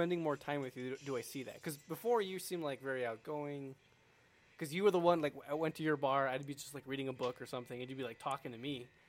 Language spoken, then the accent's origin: English; Michigan, United States; I grew up in Michigan